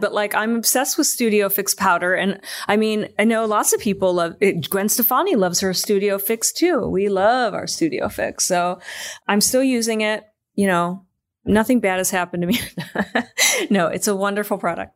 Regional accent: Michigan, United States; moved away; I'm from Michigan

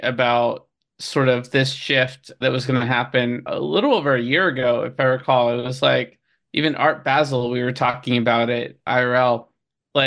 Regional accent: Boston, Massachusetts, United States; now in Los Angeles, United States; I'm from Boston. So New England's near and dear to my heart

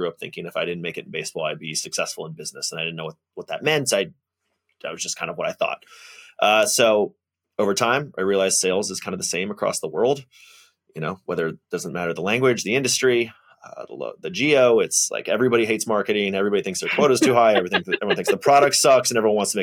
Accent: Atlanta, Georgia, United States; I'm from Atlanta, Georgia, originally born and mostly raised

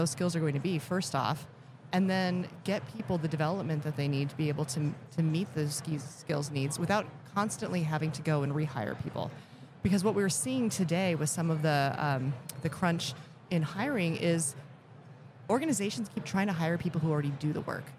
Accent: Elkhart, Indiana, United States; I was born in Elkhart, Indiana

